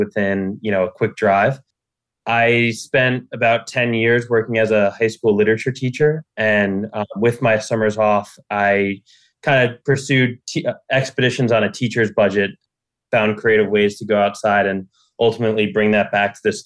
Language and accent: English; Jersey City, New Jersey, United States; So I was born and raised in New Jersey. And I've spent most of my life in Jersey City